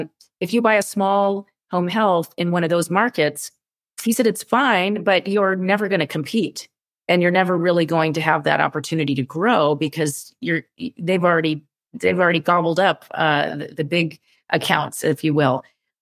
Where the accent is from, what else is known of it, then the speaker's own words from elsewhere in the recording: California, United States; I'm a Californian.